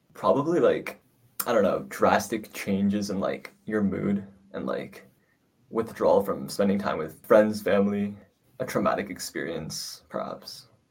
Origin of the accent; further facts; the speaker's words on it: New York, United States; I'm from New York